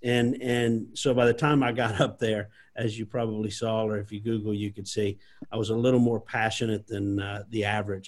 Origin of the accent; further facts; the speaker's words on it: South Louisiana, United States; I was born and raised here in South Louisiana